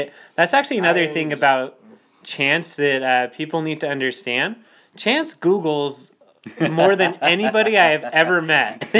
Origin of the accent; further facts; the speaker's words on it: Lindon, Utah, United States; I call mine Linden, the City of Dreams